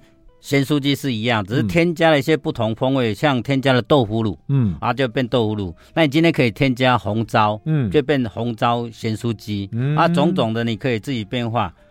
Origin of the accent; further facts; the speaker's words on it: Pingxi, New Taipei, Taiwan; 我是台北县，现在新北市的平溪乡了。